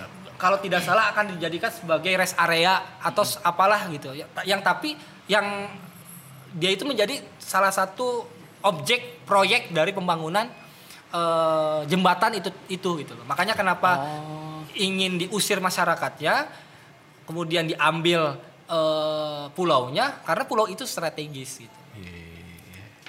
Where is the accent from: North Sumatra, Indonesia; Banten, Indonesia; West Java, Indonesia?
Banten, Indonesia; kita sebagai masyarakat Banten atau sebagai orang Sunda